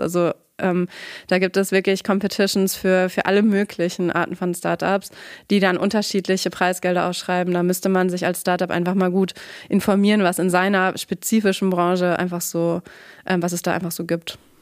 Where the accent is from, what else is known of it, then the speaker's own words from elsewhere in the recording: Nordhorn, Lower Saxony, Germany; moved away as an adult; also born or lived in Frankfurt / New York / Guatemala; now in Münster, Germany; ursprünglich komme ich auch aus der Region, bin in Nordhorn aufgewachsen